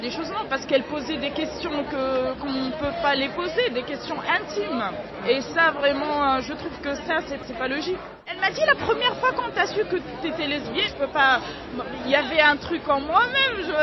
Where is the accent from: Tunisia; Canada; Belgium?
Tunisia; moved away as an adult; now in France; on est venus ensemble de la Tunisie